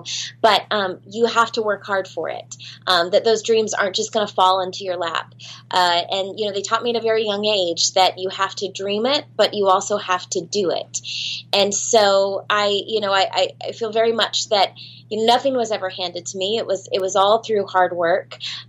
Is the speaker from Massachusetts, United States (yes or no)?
no; Orlando, Florida, United States; I grew up in Orlando, Florida